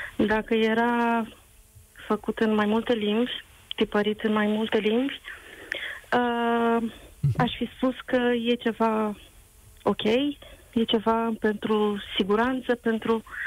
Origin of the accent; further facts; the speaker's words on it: Romania; now in England, United Kingdom; sunt din România